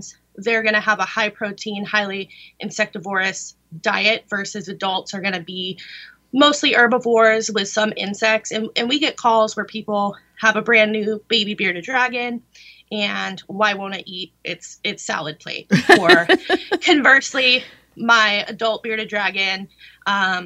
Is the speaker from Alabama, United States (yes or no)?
no; California, United States; born or raised there